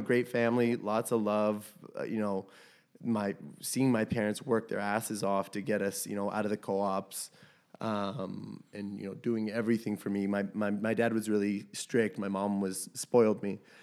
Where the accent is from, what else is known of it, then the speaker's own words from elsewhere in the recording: Toronto, Ontario, Canada; We grew up in Chilean co-ops in, uh, around that area